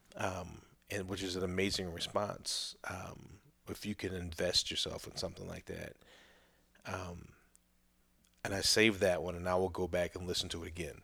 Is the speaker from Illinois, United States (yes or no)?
yes; Chicago, Illinois, United States; moved away; also born or lived in Oklahoma / Saint Louis, Missouri; growing up in Chicago at that, at that time when I was there